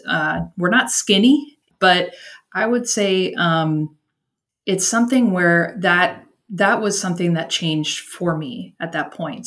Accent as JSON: {"language": "English", "town": "Washington", "region": "District of Columbia", "country": "United States", "also_born_or_lived": "Northern Virginia", "moved": "as an adult", "lives_now": "Brownsville, United States", "said": "I'm originally from Washington, D.C., in the Northern Virginia area."}